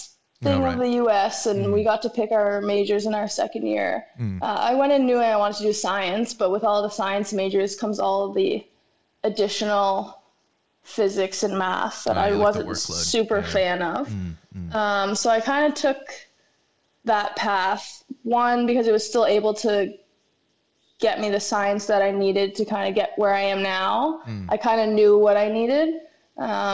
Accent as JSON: {"language": "English", "town": "Mississauga", "region": "Ontario", "country": "Canada", "moved": "as an adult", "lives_now": "Australia", "said": "I'm from Mississauga, Ontario, which is just outside of Toronto."}